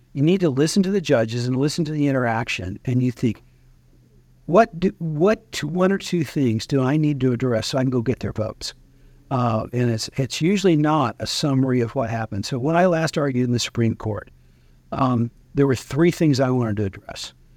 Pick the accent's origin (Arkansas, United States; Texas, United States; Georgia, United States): Arkansas, United States; Timbo; now in Washington, D.C., United States; I'm originally from Timbo, Arkansas